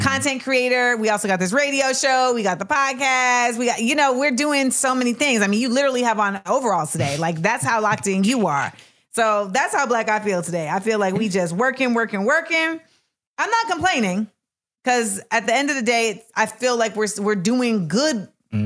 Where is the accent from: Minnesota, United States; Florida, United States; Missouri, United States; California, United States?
Florida, United States; Orlando; I'm from Orlando.